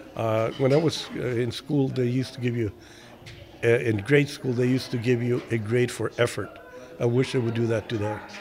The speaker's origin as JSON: {"language": "English", "country": "Mexico", "tie": "born or raised there", "moved": "yes", "lives_now": "United States", "said": "I was born in this country and I was an American citizen even though I, I grew up in Mexico."}